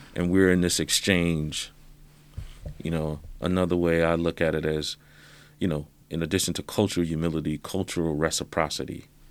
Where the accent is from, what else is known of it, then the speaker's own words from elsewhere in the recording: South Carolina, United States; Growing up in South Carolina, where a classmate of mine called me the N-word